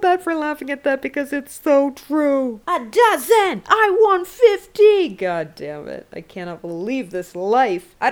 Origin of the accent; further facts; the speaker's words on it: Canada; I'm from Canada